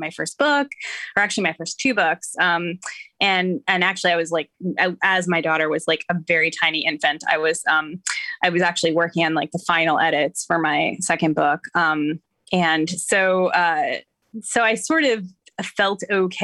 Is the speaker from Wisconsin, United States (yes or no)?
yes; Madison, Wisconsin, United States; moved away as an adult; now in East Coast, United States; I grew up in Madison, Wisconsin